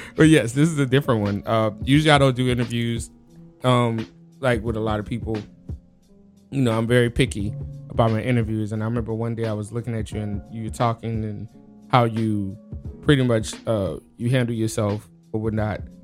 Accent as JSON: {"language": "English", "town": "New Orleans", "region": "Louisiana", "country": "United States", "tie": "born or raised there", "moved": "yes", "lives_now": "Tacoma, United States"}